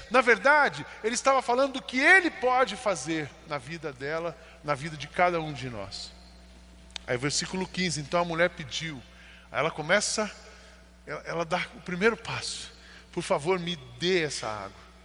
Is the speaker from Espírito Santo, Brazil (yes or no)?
no; São José dos Campos, São Paulo, Brazil; Eu, quando me apresento, sou de São José dos Campos.